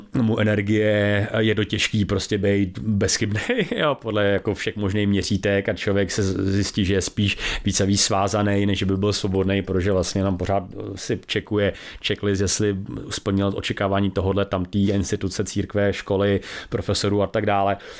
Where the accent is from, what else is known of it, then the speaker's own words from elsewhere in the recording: Czechia; my strašně třídíme jako Češi